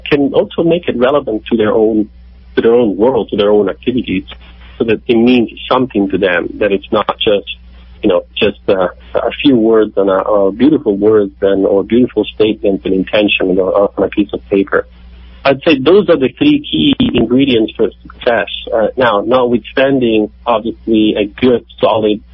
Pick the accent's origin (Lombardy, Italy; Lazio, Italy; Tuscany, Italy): Lazio, Italy; Rome; I'm from Rome, in Italy.